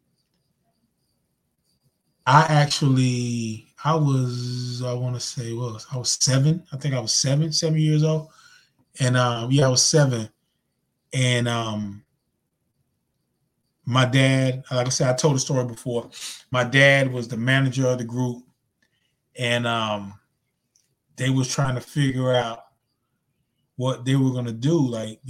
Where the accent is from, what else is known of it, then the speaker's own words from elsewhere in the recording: Zebulon, North Carolina, United States; moved away; my hometown, Z-Town, Zebulon, North Carolina